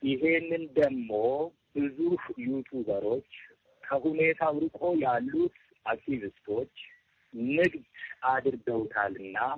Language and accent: Amharic; Oromia, Ethiopia; ከህወሀት ጋር ያልጨረስነው ቢዝነስ አለን እንደ ኦሮሞ ህዝብ።